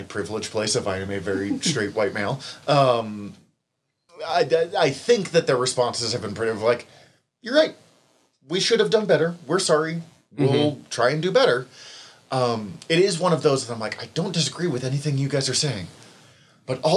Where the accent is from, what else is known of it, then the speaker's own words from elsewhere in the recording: Missoula, Montana, United States; my hometown